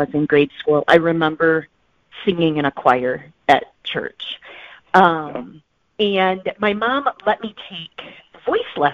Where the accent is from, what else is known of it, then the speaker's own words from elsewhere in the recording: Indiana, United States; I grew up in Indiana